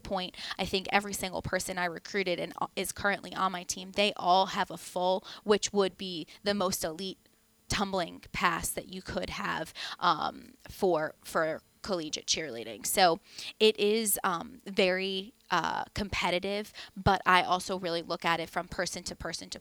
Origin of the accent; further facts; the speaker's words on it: Northeast, United States; now in Tampa, United States; I'm also from the Northeast, so I'm actually pretty well connected in that area